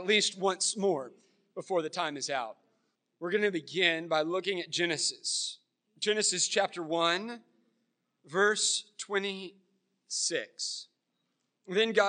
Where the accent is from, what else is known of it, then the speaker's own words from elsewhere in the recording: Florence, South Carolina, United States; moved away; also born or lived in Myrtle Beach; I grew up here in Florence